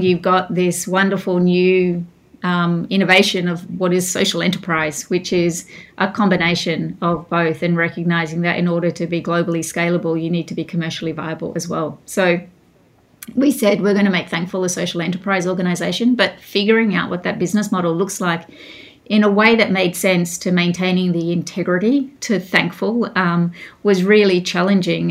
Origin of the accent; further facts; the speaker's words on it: Mount Isa, Queensland, Australia; also born or lived in New York; now in Melbourne, Australia; I grew up in Mount Isa in northwest Queensland, a rough and tough mining town.